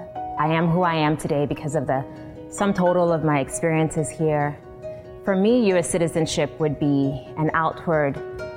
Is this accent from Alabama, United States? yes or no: no; Maryland, United States; also born or lived in Lagos, Nigeria; I'm 31 years old. I was born in Lagos, Nigeria, and grew up in Maryland.